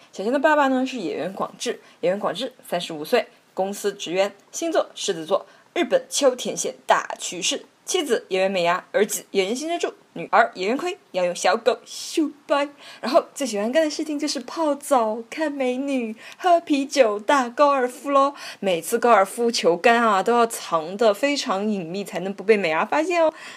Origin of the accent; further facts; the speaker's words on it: China; first language Chinese; 我们中国人传统上很难接受肮脏美